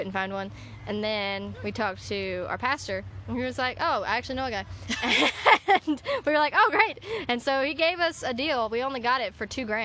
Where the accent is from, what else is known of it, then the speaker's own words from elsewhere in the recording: Alabama, United States; I am from Alabama